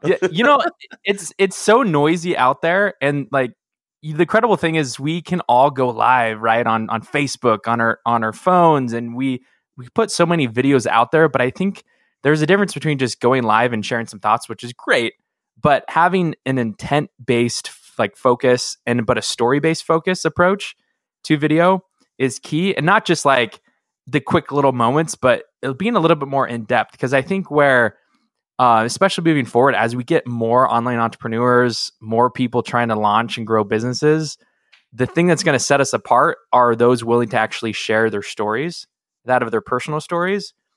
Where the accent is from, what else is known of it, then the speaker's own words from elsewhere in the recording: Seattle, Washington, United States; I grew up in Seattle